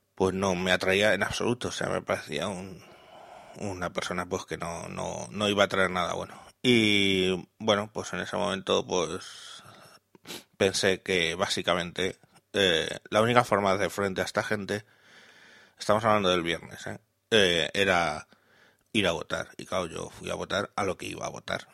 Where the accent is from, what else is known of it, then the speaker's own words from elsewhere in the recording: Madrid, Community of Madrid, Spain; soy de Madrid